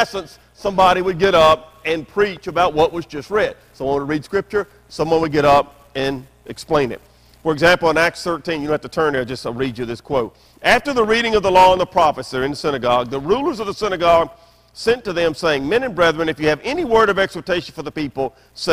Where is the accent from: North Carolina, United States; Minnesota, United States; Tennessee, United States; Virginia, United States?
Tennessee, United States; Memphis; I grew up in Memphis, Tennessee, the buckle of the Bible Belt.